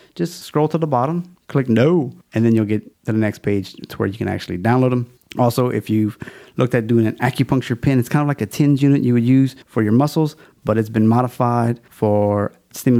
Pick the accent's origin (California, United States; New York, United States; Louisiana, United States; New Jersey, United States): Louisiana, United States; It's my home state